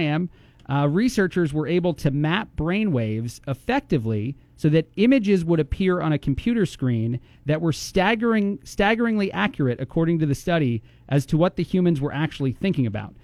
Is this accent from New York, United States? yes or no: no; New Jersey, United States; moved away; I am from New Jersey